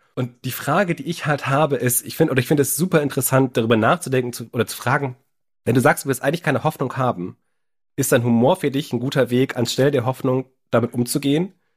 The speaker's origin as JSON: {"language": "German", "region": "Berlin", "country": "Germany", "said": "Als Berliner"}